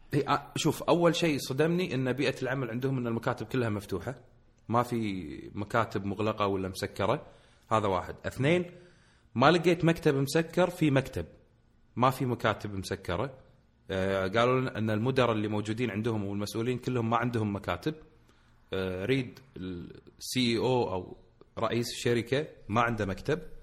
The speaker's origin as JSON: {"language": "Arabic", "country": "Kuwait", "said": "عندنا بالكويت"}